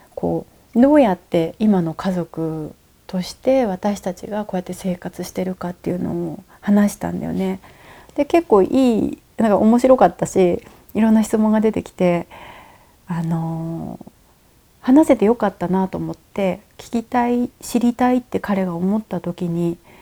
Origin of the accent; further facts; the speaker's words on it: Nagasaki, Japan; now in Nagano, Japan; 小さい時っていうか今42歳なんだけど、えっと、長崎に住んでてちっちゃな港町に住んでて